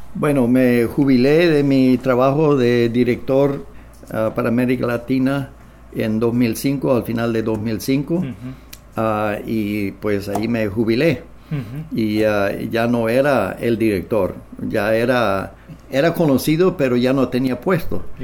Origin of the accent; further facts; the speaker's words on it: near Swift Current, Saskatchewan, Canada; Spanish is a second language; moved away as an adult; also born or lived in Nicaragua / Manitoba; Ambos somos del área de, bueno, de la provincia de Saskatchewan, ah, eh, cerca de la ciudad de Swift Current